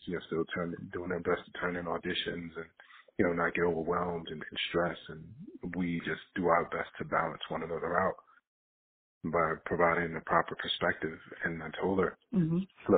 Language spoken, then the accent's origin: English; Jersey City, New Jersey, United States; I'm from Jersey City. I'm from Booker T. Cousins in Jersey City